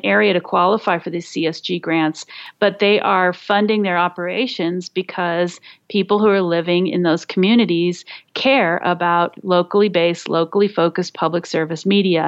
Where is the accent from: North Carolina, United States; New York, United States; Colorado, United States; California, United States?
Colorado, United States; my home state of Colorado